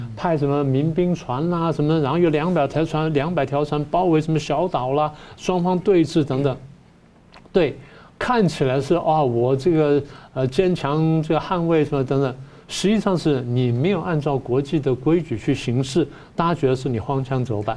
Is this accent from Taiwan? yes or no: yes; Taiwan; 我们台湾人